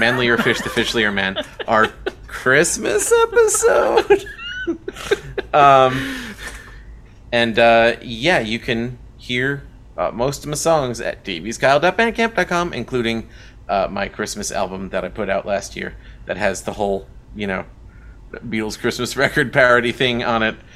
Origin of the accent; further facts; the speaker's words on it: New York, United States; I'm from New York